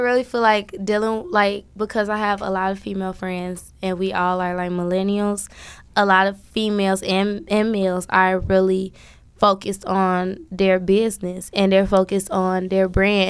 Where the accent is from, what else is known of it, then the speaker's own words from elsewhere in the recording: Chicago, Illinois, United States; I'm from Chicago